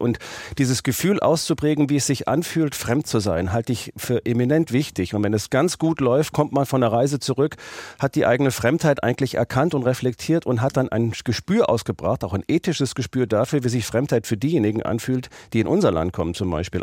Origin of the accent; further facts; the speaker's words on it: Germany; ich bin Deutscher